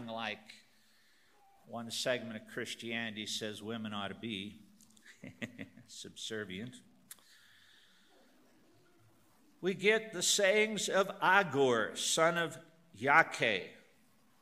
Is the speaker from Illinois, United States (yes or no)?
yes; Northern Illinois, United States; moved away; I'm from Northern Illinois. In the upper Midwest, guys is the generic word for a group of people. My mother and her girlfriends talked to each other and called each other guys